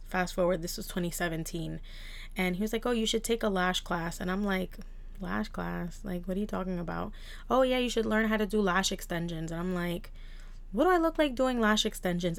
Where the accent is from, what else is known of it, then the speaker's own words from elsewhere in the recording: New Jersey, United States; I was born and raised in New Jersey and South Jersey